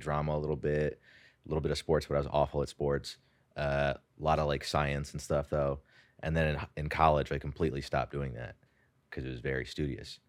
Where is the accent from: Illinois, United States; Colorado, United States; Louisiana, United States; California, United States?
California, United States; San Jose; moved away as an adult; also born or lived in India; now in New York, United States; I did grow up in the Bay Area. I was actually born in India